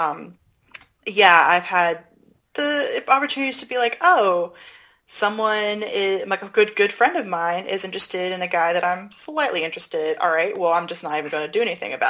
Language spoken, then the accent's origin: English; the South, United States; now in New York, United States; I am from the South